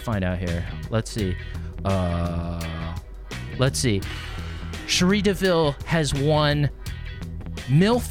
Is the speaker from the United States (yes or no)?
yes; the South, United States; now in Connecticut, United States; I'm from the South